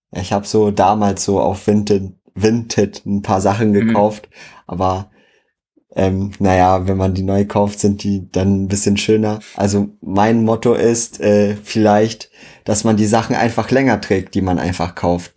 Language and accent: German; Schwedt, Brandenburg, Germany; moved away as an adult; now in Berlin, Germany; zu Hause bei uns in Schwedt